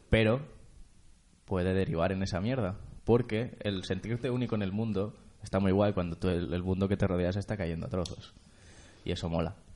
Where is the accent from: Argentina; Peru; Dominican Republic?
Argentina; Y además soy argentino, con lo cual le puedo llamar merca.